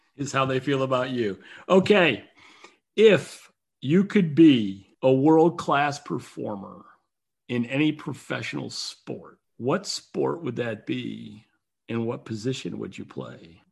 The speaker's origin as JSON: {"language": "English", "region": "North Carolina", "country": "United States", "tie": "born or raised there", "said": "my home state of North Carolina, not too far from where I am sitting recording this"}